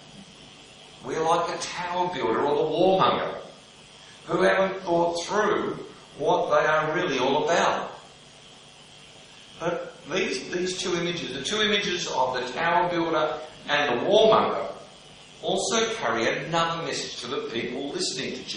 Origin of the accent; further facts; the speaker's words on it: Melbourne, Victoria, Australia; growing up in Melbourne